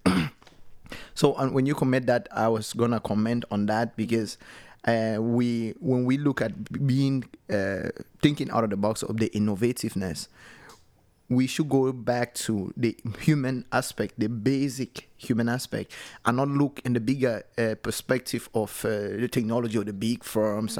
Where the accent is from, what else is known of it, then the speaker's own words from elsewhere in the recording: Cameroon; now in Norway; I'm from Cameroon